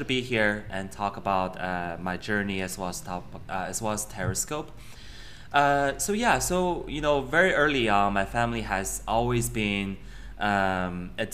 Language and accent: English; Beijing, China; moved away as an adult; also born or lived in Connecticut, United States; I grew up in Beijing